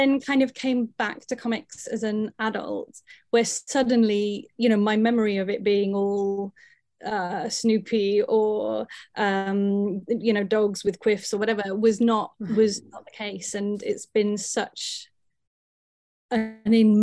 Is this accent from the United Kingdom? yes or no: yes; England, United Kingdom; my mum's Italian and I was brought up in England